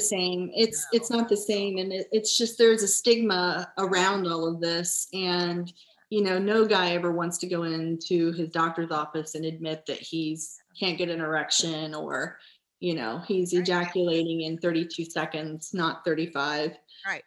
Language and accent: English; Nashport, Ohio, United States; I grew up in Nashport